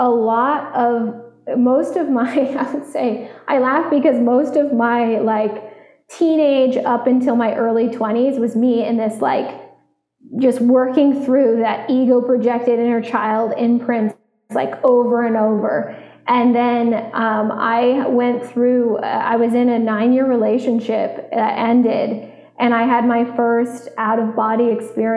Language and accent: English; Vermont, United States; I grew up in Vermont, so I was outside 98% of my childhood